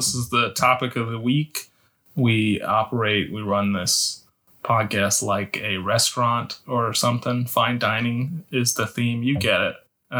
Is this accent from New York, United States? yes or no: yes; Bronx, New York, United States; I grew up in the Bronx. I love the Yankees.